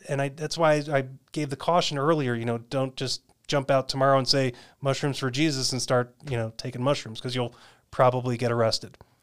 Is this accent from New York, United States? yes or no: yes; just outside New York City, United States; also born or lived in California / North Carolina / Raleigh, North Carolina; now in Arizona, United States; born and raised in New York, just outside of New York City